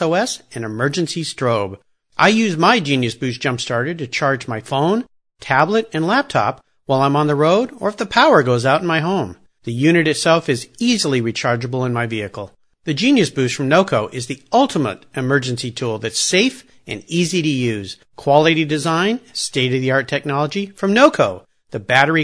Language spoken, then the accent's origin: English; San Diego, California, United States; I grew up in Southern California as well, just down in San Diego.